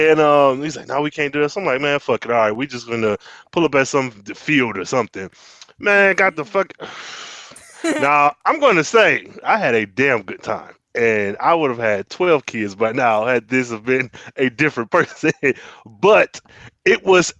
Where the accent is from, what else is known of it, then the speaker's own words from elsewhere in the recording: Michigan, United States; I'm from Michigan